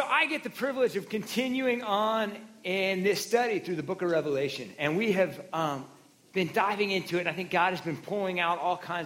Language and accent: English; Oregon, United States; I grew up in Oregon in Pacific Northwest